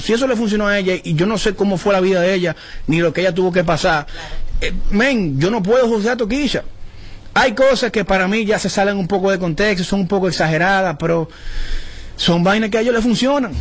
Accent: Dominican Republic; como dominicano

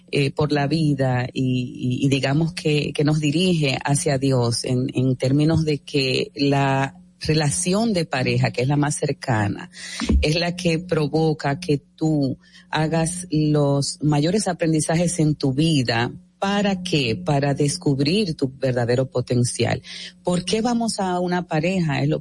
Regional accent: Dominican Republic; soy dominicana.

